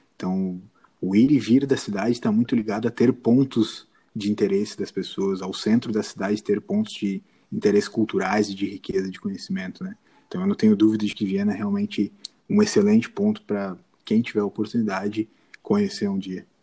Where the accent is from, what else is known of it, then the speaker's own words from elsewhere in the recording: Brazil; a gente é brasileiro